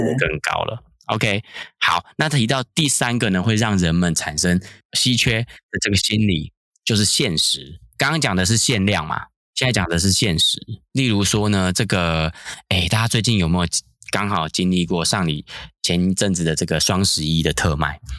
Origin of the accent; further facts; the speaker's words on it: Taiwan; 我们台湾人可能共同的经验